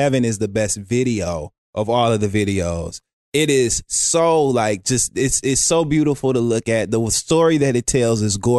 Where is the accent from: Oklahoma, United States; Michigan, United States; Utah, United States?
Michigan, United States; Detroit; Everybody knows that I'm from Detroit, proud, you know.